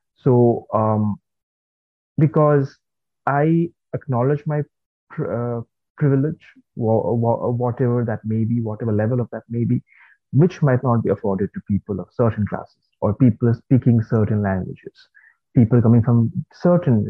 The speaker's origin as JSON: {"language": "English", "region": "West Bengal", "country": "India", "tie": "born or raised there", "also_born_or_lived": "Kolkata / Birmingham", "moved": "yes", "said": "I was born and brought up in South Bengal, right, and not North Bengal"}